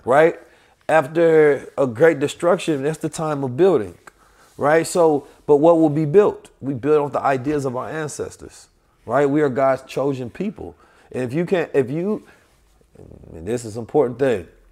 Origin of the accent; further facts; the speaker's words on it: St. Louis, Missouri, United States; also born or lived in Oakland, California; I'm from Oakland, California, grew up in Saint Louis